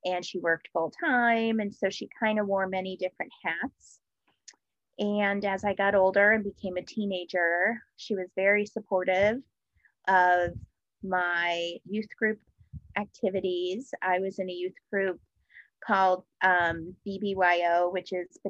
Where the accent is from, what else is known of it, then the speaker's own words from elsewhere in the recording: Denver, Colorado, United States; moved away as an adult; also born or lived in Cincinnati, Ohio; I grew up in Denver, Colorado